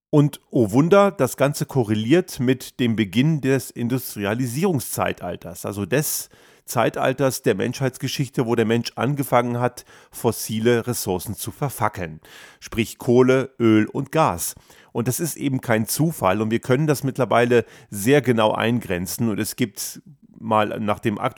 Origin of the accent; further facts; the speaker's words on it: Göttingen, Lower Saxony, Germany; ich bin ja in Göttingen aufgewachsen